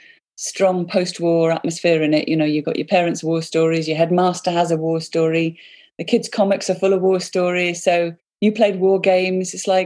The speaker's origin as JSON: {"language": "English", "area": "hometown of …", "region": "West Midlands", "country": "United Kingdom", "tie": "born or raised there", "said": "they're from my hometown, Rod."}